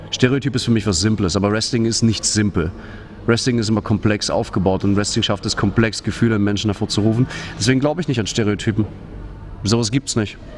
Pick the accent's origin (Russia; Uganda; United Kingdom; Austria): Russia; now in Dresden, Germany; Ich liebe Deutschland, ich liebe Dresden, das ist meine Heimat. Ich habe nicht vor, nach Russland zurückzuziehen.